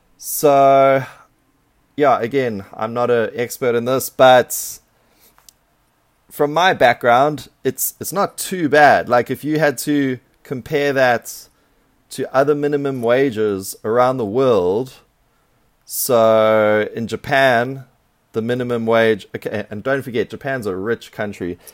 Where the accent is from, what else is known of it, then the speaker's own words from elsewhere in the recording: South Africa; now in Taiwan; my home country, which is South Africa